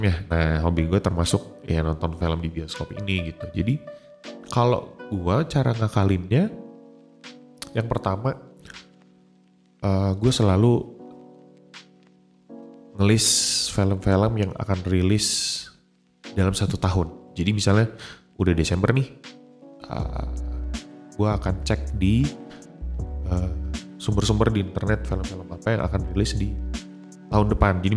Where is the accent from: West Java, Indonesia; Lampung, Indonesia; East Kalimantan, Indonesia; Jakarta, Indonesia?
East Kalimantan, Indonesia; Samarinda; Di daerah gue ya di Samarinda waktu itu saat gue udah uh, getol-getolnya nonton di bioskop gitu.